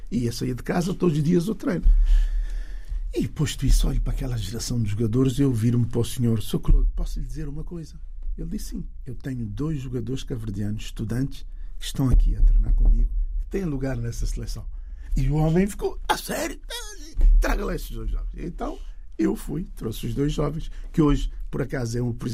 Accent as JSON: {"language": "Portuguese", "region": "Benguela", "country": "Angola", "tie": "born there", "said": "Eh, nasci em Bengala, eu sou um bengalense. Eu gosto de dizer isso."}